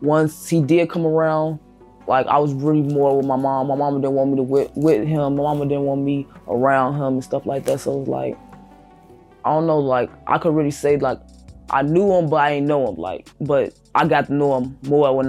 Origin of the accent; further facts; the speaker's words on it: Chicago, Illinois, United States; I grew up in Chicago, Illinois, West Side, 290, Austin area to be exact